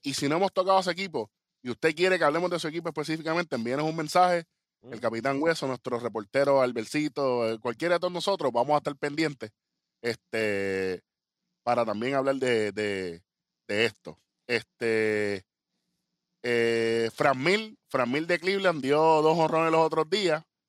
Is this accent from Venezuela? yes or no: no; Puerto Rico; nosotros somos boricuas